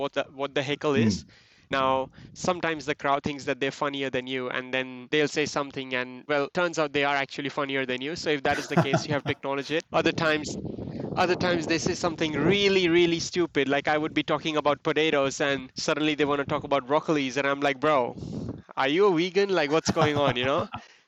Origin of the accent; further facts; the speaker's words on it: Mumbai, Maharashtra, India; now in Perth, Australia; I'm an outsider. I'm from Mumbai